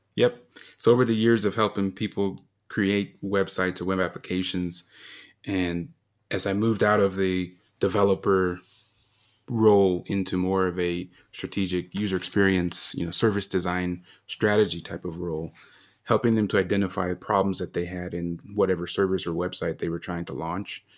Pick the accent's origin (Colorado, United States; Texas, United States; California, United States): Colorado, United States; moved away as an adult; also born or lived in Japan; to come to Colorado, you know, my home state